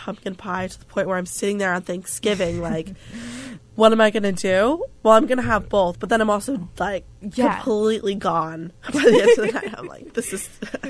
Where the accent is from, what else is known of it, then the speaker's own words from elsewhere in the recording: New Jersey, United States; my home state, New Jersey.